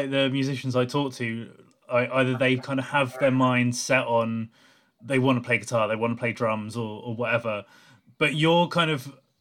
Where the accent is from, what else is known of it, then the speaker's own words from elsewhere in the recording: England, United Kingdom; as an English person